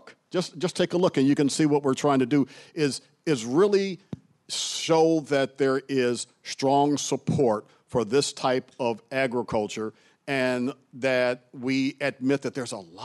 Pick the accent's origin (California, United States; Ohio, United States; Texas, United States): Ohio, United States; Cleveland; moved away; also born or lived in Massachusetts; I grew up in Cleveland, Ohio